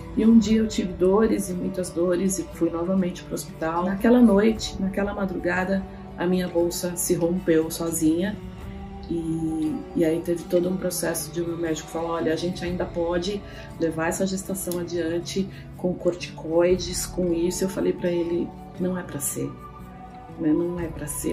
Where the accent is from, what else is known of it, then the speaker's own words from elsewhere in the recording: São Paulo, Brazil; nasci aqui em São Paulo